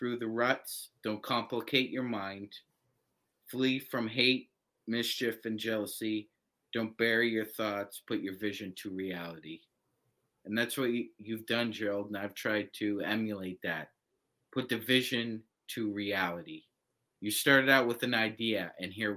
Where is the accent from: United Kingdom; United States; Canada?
Canada; I'm a guy from Canada